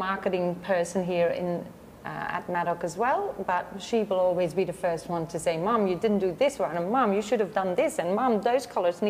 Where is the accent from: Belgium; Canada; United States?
Belgium; moved away as an adult; now in Gold Coast, Australia; we are from Belgium ourselves.